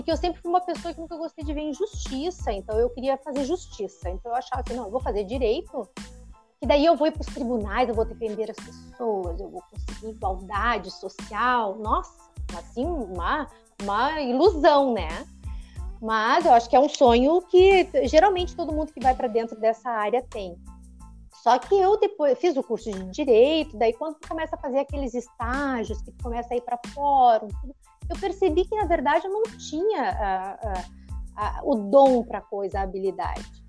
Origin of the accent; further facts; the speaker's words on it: São Leopoldo, Rio Grande do Sul, Brazil; born there; Eu nasci aqui em São Leopoldo mesmo. Né? Eu nasci em São Leopoldo, moro aqui, mas eu tive uma vida meio nômade, assim, né?